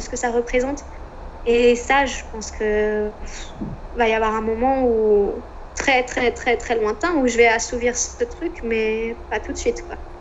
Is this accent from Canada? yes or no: no; France; moved away as an adult; also born or lived in Concepción, Chile; moi qui était française